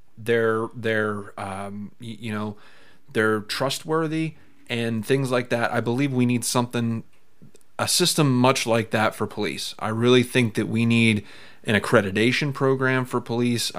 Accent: United States; As an American

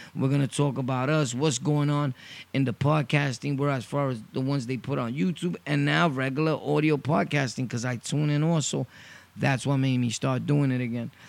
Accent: New York City, New York, United States; I'm originally from Brooklyn, born and raised Sunset Park.

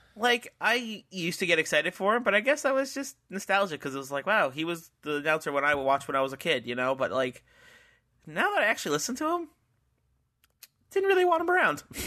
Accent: New Jersey, United States

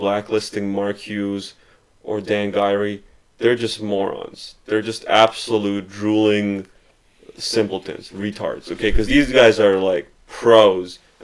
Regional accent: Ukraine; moved away; I was born in Ukraine

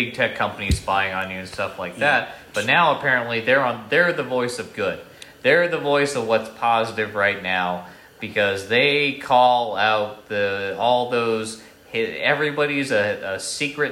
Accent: Vermont, United States; even though the whole family was in Boston and everything like that, like, I was raised in Vermont

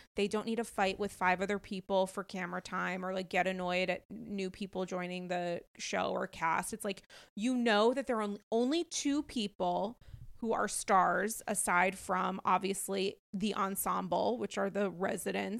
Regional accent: New York, United States; as a New Yorker

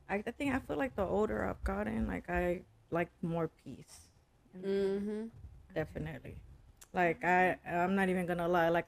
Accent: Dallas, Texas, United States; East Dallas, Pleasant Grove area.

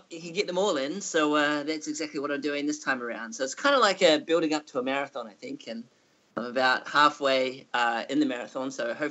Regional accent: New Zealand; moved away as an adult; also born or lived in Singapore; now in Japan; originally growing up, I was based in New Zealand

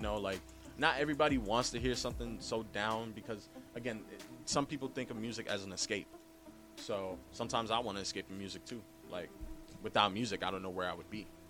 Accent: New York City, New York, United States; I'm a Bronx native. I was born not too far away from here.

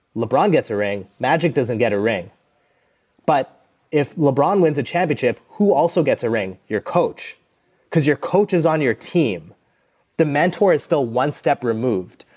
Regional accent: Calgary, Alberta, Canada; I grew up in Calgary, which is an oil and gas town

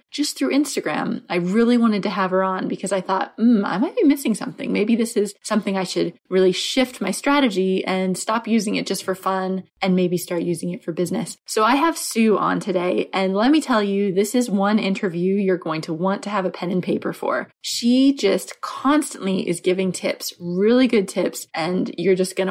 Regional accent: New Hampshire, United States; moved away; I'm from New Hampshire originally

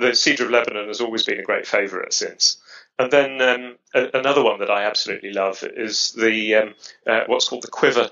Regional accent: London, United Kingdom; accent: British; I grew up near the Royal Botanic Gardens at Kew. You can probably tell from my accent that I'm British. And I grew up in London.

